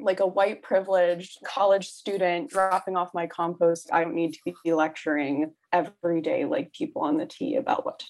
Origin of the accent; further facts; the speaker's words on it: mid-state New York, United States; moved away as an adult; I'm from New York, not the city. I'm from mid-state New York. I used to call it upstate